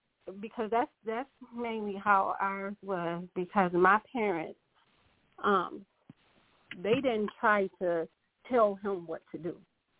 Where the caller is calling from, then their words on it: Grand Rapids, Michigan, United States; Hi, I'm calling from Grand Rapids.